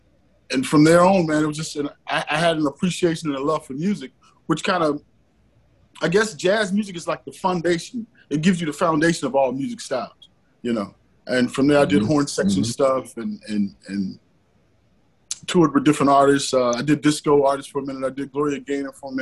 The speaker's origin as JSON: {"language": "English", "town": "Vidalia", "region": "Georgia", "country": "United States", "tie": "born or raised there", "moved": "as an adult", "lives_now": "Atlanta, United States", "said": "I'm originally from Vidalia, Georgia. I was a PK, so I started playing instruments in the church to back up my dad"}